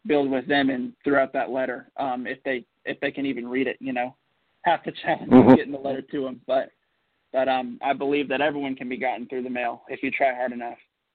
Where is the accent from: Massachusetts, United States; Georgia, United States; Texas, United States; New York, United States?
Georgia, United States; Marietta; also born or lived in Alabama; I grew up in Marietta, Georgia, outside of Atlanta